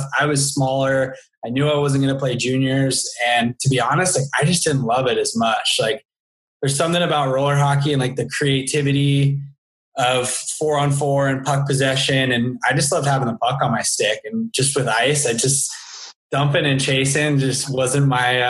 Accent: Thousand Oaks, California, United States; also born or lived in Santa Barbara / France / Newport Beach; growing up in Thousand Oaks

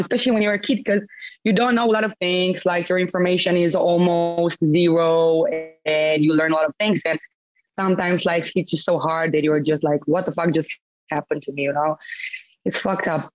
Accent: Romania; born or raised there; moved away

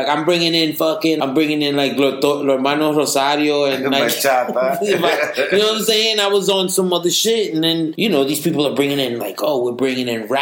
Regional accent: New York City, New York, United States; we grew up in the Upper East Side with all white people

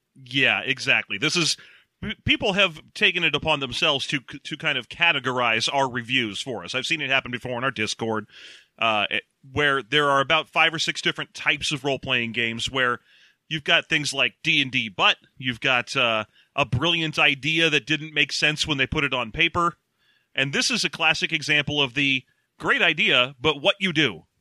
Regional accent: California, United States; we are Californian

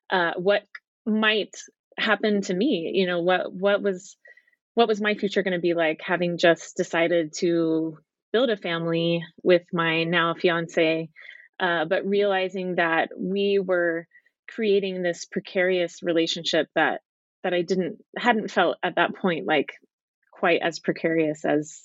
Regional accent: Dallas, Texas, United States; moved away as an adult; also born or lived in England / Utah; now in Southern California, United States; I grew up in Dallas, Texas, and I was determined to leave as soon as I could and left when I was 18 and went to college in California.

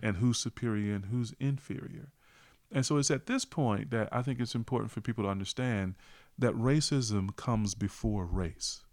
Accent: small town North Carolina, United States; even as an African-American, I'm, I'm born and raised in North Carolina

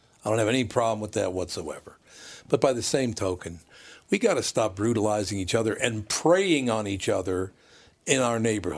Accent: Minneapolis, Minnesota, United States; Growing up in North Minneapolis, and I'm not talking about any specific races, white people, black people, Spanish people, you know, Native Americans, all the rest of it.

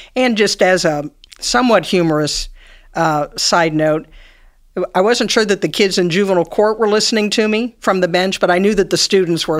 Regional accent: Cincinnati, Ohio, United States; I, um, grew up here in Cincinnati. I went to Sycamore High School.

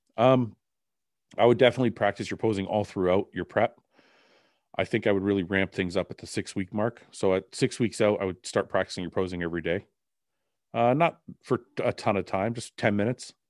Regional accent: Canada; I'm Canadian

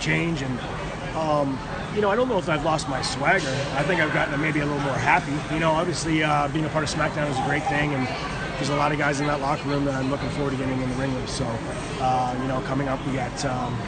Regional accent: Toronto, Ontario, Canada; I'm Canadian. I'm from Toronto

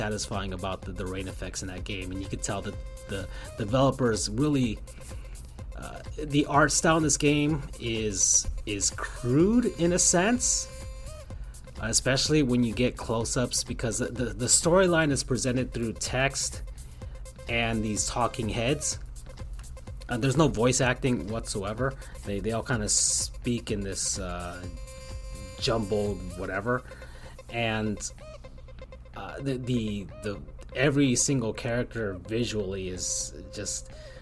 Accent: South Florida, United States; I'm from South Florida

